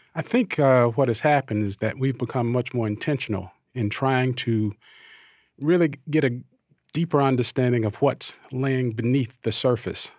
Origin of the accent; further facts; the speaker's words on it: Thomasville, Georgia, United States; I'm an African-American male, born and raised in Thomasville, Georgia, the Deep South